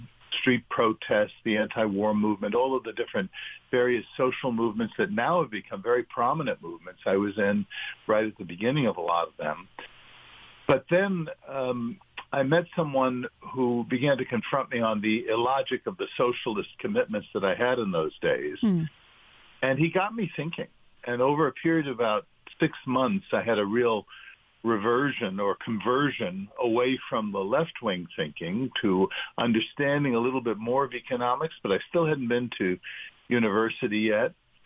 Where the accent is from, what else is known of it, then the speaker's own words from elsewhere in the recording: New York, United States; So it was an enriching experience growing up in New York.